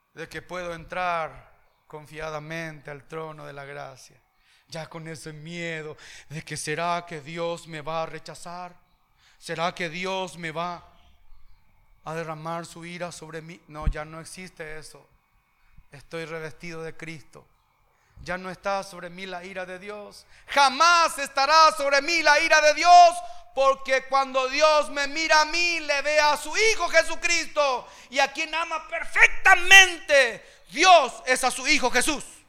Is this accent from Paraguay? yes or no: yes; Paraguay; Yo ya no soy simplemente paraguayo